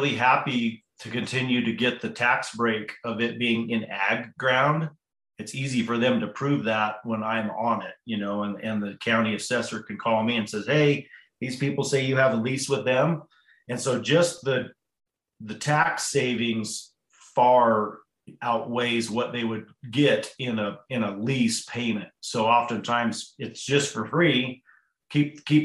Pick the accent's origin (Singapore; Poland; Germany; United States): United States; Hotchkiss, Colorado; I was born and raised in Hotchkiss, Colorado, which is a little town just down the road from Crawford